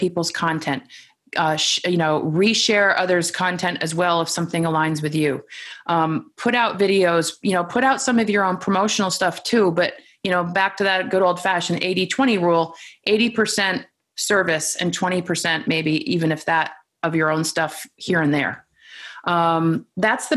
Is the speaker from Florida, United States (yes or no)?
no; Vermont, United States; also born or lived in New York City; I'm from Vermont